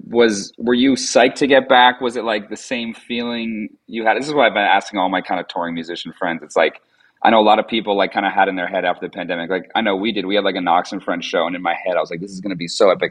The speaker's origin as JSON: {"language": "English", "region": "Vermont", "country": "United States", "tie": "born or raised there", "said": "I grew up like in Vermont in the woods"}